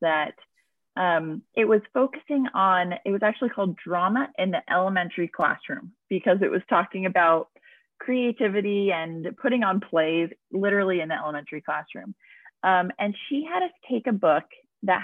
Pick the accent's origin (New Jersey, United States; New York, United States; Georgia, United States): New Jersey, United States; I grew up in New Jersey